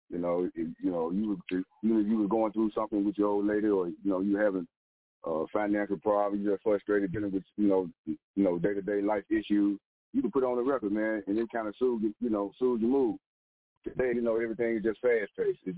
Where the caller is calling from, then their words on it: Memphis, Tennessee, United States; I'm calling from Memphis, Tennessee.